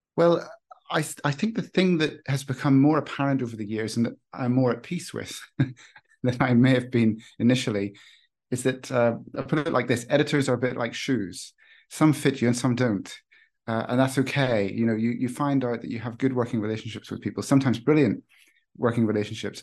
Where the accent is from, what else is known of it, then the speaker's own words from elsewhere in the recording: Northern Ireland, United Kingdom; I grew up in Northern Ireland